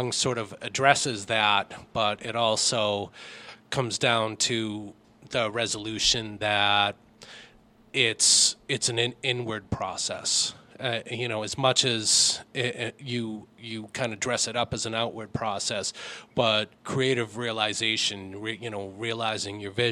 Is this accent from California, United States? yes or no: no; Lowell, Massachusetts, United States; I'm a Lowell boy. I grew up in Lowell